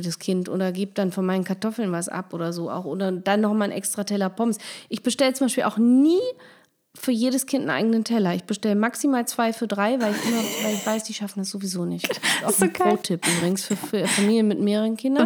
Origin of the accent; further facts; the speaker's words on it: Germany; man wurde sofort als Deutsche geoutet